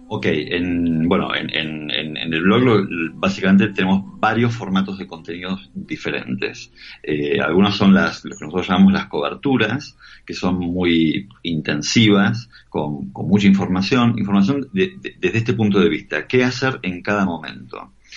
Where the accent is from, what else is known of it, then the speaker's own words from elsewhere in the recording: Argentina; moved away; nosotros como argentinos